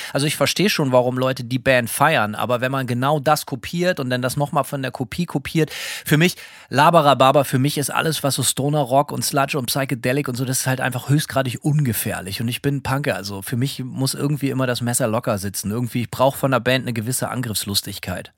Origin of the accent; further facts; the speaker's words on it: Bremen, Germany; now in Gainesville, United States; Ich bin Bremer.